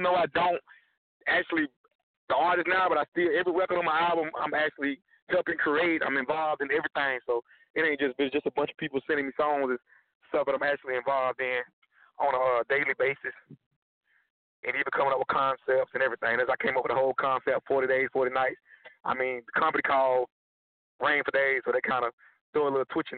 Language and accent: English; Georgia, United States; now in Dallas, United States; I'm from Georgia. Stay in Dallas, Texas right now